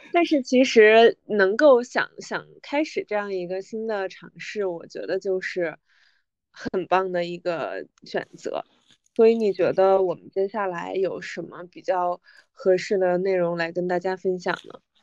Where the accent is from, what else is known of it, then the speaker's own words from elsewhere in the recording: Northeast China, China; 我的家乡是来自东北